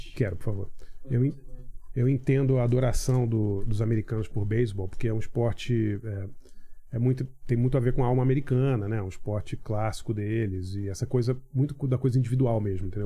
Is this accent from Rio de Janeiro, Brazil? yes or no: yes; Rio de Janeiro, Brazil; moved away as an adult; also born or lived in New York, United States; now in São Paulo, Brazil; morei na, na, Ilha do Governador, no Rio, infância classe média